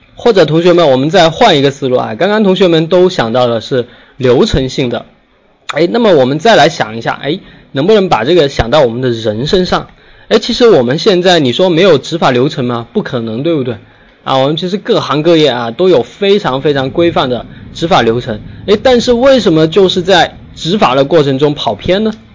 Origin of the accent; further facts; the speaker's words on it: Guangdong, China; 咱们都是广东人啊